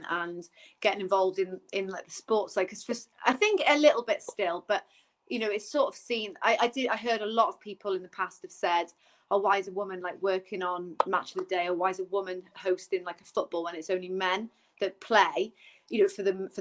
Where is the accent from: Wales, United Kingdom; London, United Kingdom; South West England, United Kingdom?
Wales, United Kingdom; Newbridge; I'm from Newbridge